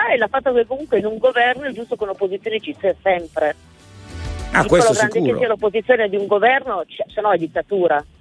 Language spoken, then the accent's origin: Italian; Trivero, Piedmont, Italy; Sono di Trevero.